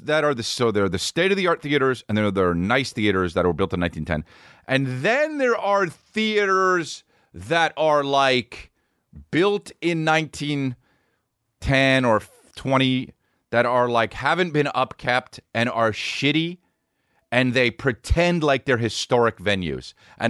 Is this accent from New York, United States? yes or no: yes; New York, United States; I'm from New York. Oh, New York. I meant to state, but yeah, New York. I'm from the actual city